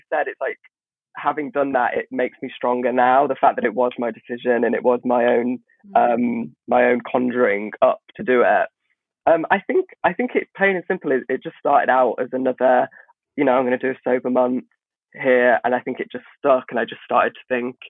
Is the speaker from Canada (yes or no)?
no; Midlands, United Kingdom; oh, I'm from the Midlands. So I come from this village where, you know, I went to a Church of England